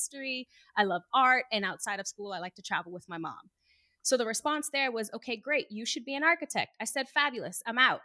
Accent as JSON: {"language": "English", "town": "Boston", "region": "Massachusetts", "country": "United States", "tie": "born or raised there", "also_born_or_lived": "Arlington, Massachusetts", "moved": "as an adult", "said": "I'm born and raised in Boston. This is my city. This is where I'm from"}